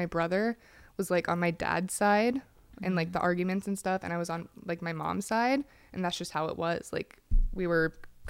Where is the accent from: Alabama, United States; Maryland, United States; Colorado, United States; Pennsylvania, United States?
Pennsylvania, United States; Yes, I grew up in Pennsylvania. And I grew up in a little trailer with my family there.